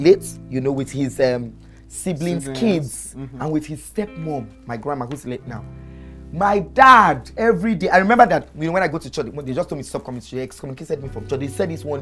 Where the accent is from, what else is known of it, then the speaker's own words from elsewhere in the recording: Lagos, Nigeria; also born or lived in Hamburg, Germany; I grew up on Bonuwe in Alagomechi